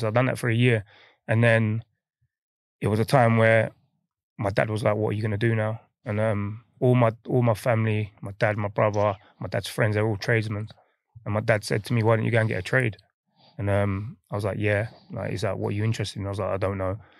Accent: London, United Kingdom; moved away as an adult; also born or lived in Midlands; growing up in, you know, m, on my estate in Hackney, Nightingale Estate

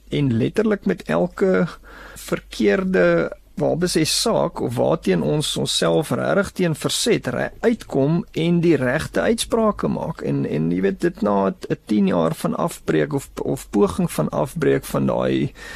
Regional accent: South Africa; onsself as Suid-Afrikaners

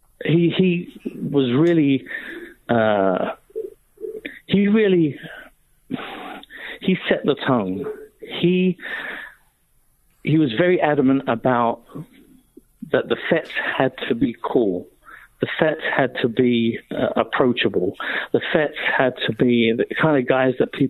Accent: United Kingdom; being a Brit

